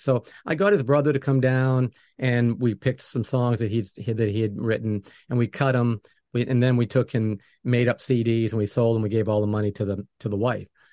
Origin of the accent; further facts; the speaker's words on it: New England, United States; moved away; I'm from New England